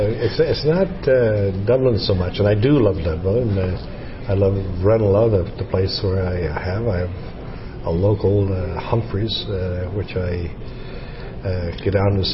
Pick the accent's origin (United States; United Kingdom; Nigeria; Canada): Canada; and I also say Is Ós Canada Mé. I'm from Canada.